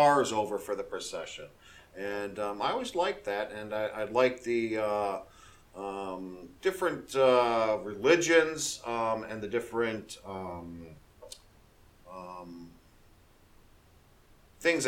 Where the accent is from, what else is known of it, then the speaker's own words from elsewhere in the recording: Waukegan, Illinois, United States; moved away as an adult; also born or lived in Kenosha, Wisconsin; now in Florida, United States; I was born in Kenosha, Wisconsin. I was raised in a town called Waukegan in Illinois